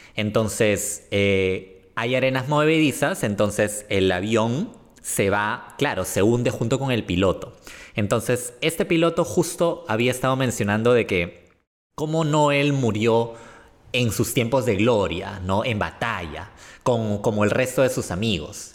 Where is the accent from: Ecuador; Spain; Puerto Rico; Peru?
Peru; somos peruanos